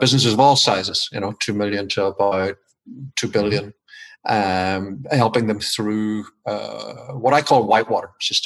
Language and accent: English; Ireland; moved away as an adult; also born or lived in Washington, D.C., United States; now in Maryland, United States; I've been in the States for 20 years, but my accent has decided not to relocate. I'm originally from Ireland